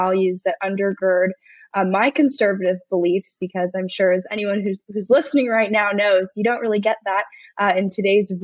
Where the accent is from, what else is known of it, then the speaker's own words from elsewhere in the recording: Los Angeles, California, United States; I am from Los Angeles, but somehow I managed to make it out as conservative